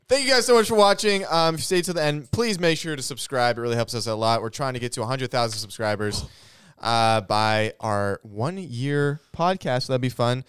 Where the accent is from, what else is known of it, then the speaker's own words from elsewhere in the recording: South Georgia, United States; I grew up in South Georgia for a lot of my life